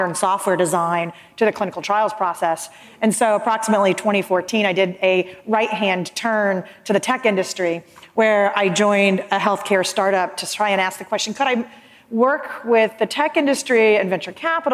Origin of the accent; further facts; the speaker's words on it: Florida, United States; This is my home state, so I'm a Florida girl.